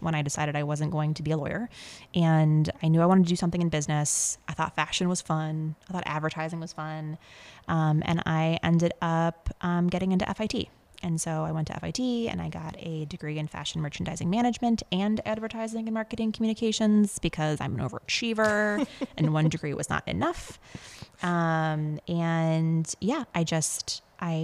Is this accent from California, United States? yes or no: no; Cheektowaga, New York, United States; moved away; I grew up in Chictawaga